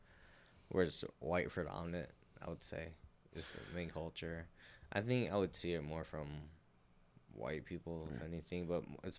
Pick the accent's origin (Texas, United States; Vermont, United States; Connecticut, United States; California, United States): California, United States; No, because, like, there's actually a good community of Asian people in Sonoma County.